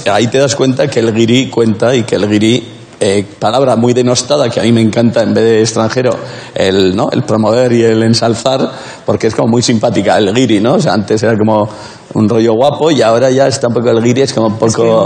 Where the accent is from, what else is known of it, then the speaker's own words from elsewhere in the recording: Pamplona, Navarre, Spain; yo soy de Pamplona